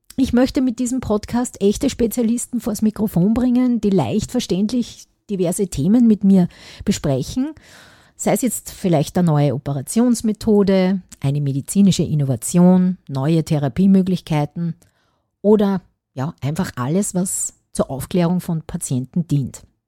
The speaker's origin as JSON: {"language": "German", "region": "Upper Austria", "country": "Austria", "said": "ich komme aus Oberösterreich"}